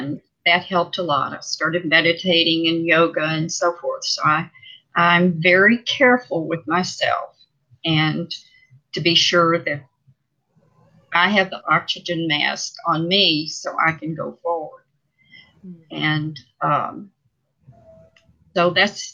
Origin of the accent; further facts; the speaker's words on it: Dallas, Texas, United States; also born or lived in Saigon, Vietnam / Udorn, Thailand; my school, Hockaday in Dallas